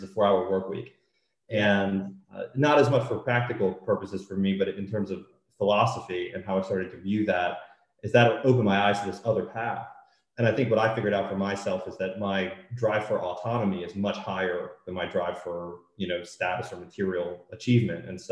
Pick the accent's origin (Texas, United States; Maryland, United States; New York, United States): Maryland, United States; I grew up in Maryland and went to school there